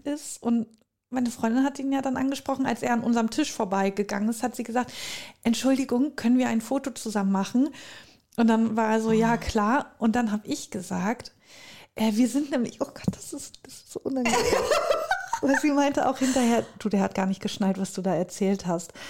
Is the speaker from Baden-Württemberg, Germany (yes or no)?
no; North Rhine-Westphalia, Germany; bei uns in Südwestfalen